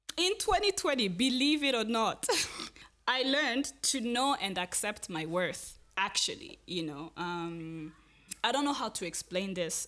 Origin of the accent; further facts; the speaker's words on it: Rwanda; I grew up in Rwanda